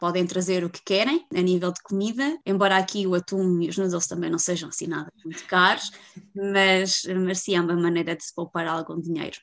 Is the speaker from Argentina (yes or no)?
no; Viseu, Centro, Portugal; moved away as an adult; now in Iceland; sou de Viseu, vivo na Islândia há dois anos